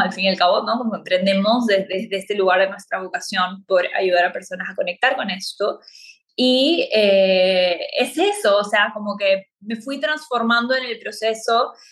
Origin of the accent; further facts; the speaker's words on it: Peru; moved away as an adult; now in Playa del Carmen, Mexico; Soy de Perú y vivo en Playa del Carmen